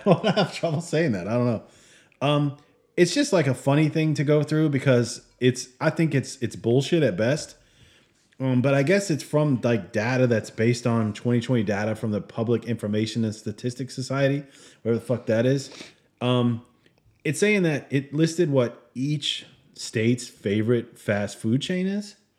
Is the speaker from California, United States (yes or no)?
no; Michigan, United States; moved away; I was born in Michigan, and I spent some time there